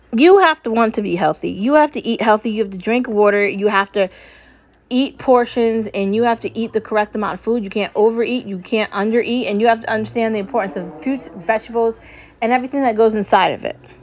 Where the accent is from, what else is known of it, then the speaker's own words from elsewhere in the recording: United States; I am American and I am proud.